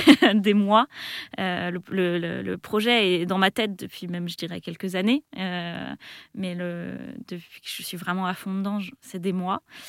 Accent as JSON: {"language": "French", "town": "Melun", "region": "Île-de-France", "country": "France", "tie": "born or raised there", "said": "je suis née juste à côté, je suis née à Melun. Euh, j'ai grandi euh, dans une petite maison qui était en face de la forêt"}